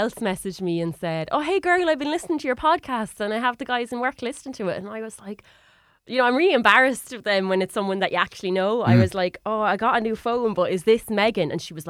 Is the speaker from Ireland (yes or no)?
yes; Waterford, Munster, Ireland; And I said, oh, sorry, look, I'm from Waterford.